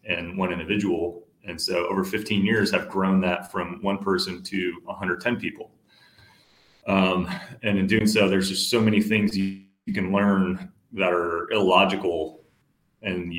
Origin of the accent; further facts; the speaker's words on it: San Francisco Bay Area, California, United States; moved away as an adult; also born or lived in Dallas, Texas; now in Atlanta, United States; I grew up in California. I was born in the Bay Area, like San Francisco Bay Area.